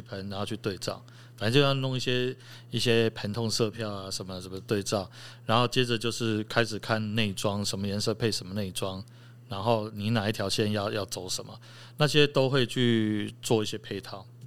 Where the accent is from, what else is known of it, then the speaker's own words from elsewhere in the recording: Chiayi, Chiayi City, Taiwan; moved away; also born or lived in Taipei; 我是嘉义人，我嘉义出生